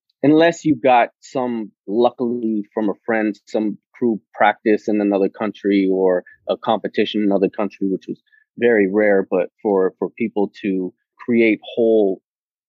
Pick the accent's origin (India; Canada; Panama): Panama; now in California, United States; the way that I was raised in Panama